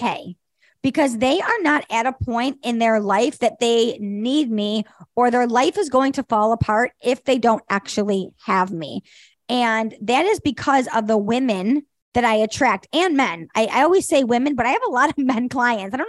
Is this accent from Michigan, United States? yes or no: yes; Detroit, Michigan, United States; my hometown of Detroit